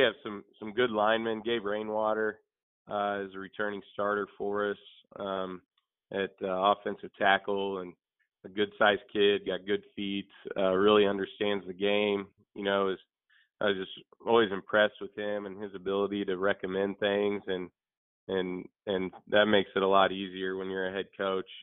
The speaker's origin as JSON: {"language": "English", "town": "Chillicothe", "region": "Missouri", "country": "United States", "tie": "born or raised there", "said": "I was born and raised in Chillicothe, Missouri."}